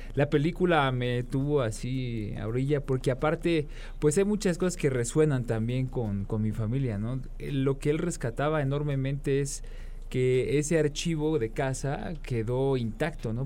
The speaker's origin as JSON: {"language": "Spanish", "country": "Mexico", "said": "Todos los que estamos aquí somos mexicanos"}